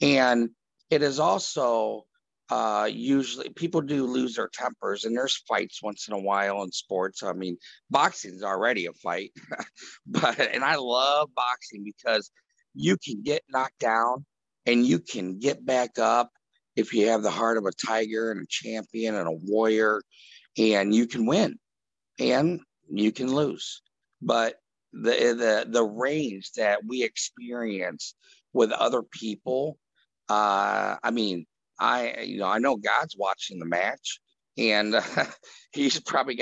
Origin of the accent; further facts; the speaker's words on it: Ohio, United States; I grew up in Ohio